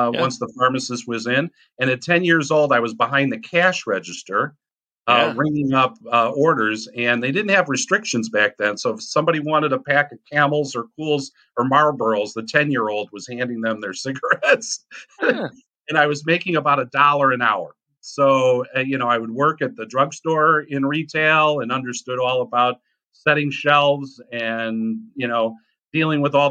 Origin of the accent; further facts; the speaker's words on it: Chicago, Illinois, United States; I grew up in Chicago in the inner city